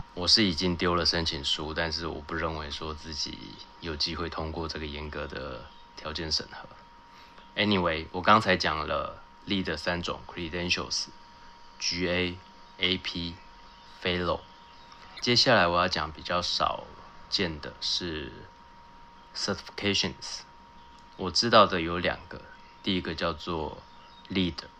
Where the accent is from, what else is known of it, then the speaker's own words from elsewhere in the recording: Taiwan; 我人在台湾，我在台湾长大